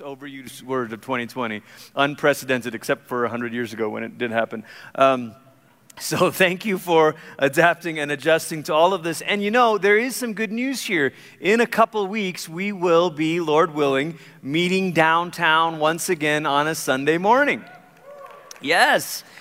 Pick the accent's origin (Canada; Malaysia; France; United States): Malaysia; moved away; I grew up in Malaysia